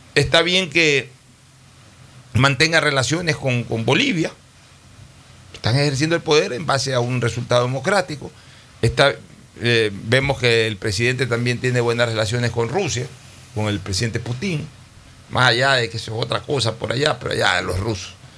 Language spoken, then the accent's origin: Spanish; Ecuador; como ecuatoriano